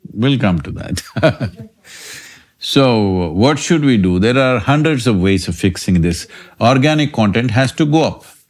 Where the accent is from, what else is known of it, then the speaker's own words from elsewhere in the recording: India; I'm Indian